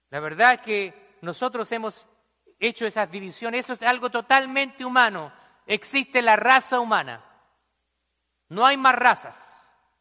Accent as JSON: {"language": "Spanish", "country": "Chile", "moved": "as an adult", "lives_now": "United States", "said": "Allá la gente rica, en mi país se le llama cuico"}